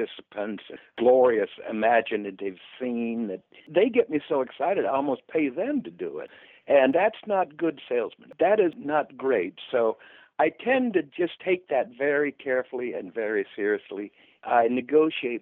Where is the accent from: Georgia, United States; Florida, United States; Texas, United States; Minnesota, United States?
Florida, United States; Stuart; now in Orlando, United States; I was doing a lot of shows in South Florida, down in Stuart, which is my hometown